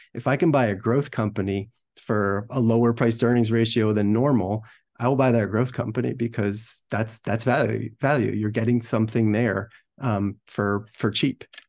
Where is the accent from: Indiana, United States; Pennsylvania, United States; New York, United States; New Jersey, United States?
New Jersey, United States; grew up in New Jersey